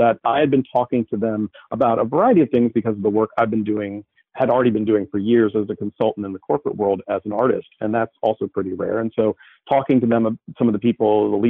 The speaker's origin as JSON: {"language": "English", "town": "Richmond", "region": "Virginia", "country": "United States", "tie": "born or raised there", "also_born_or_lived": "New York City", "said": "I grew up in Richmond, and I moved to New York"}